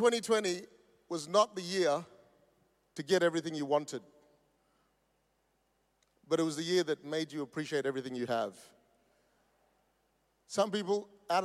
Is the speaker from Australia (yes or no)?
yes; Perth, Western Australia, Australia; we come from Perth. That's the most isolated city in the world.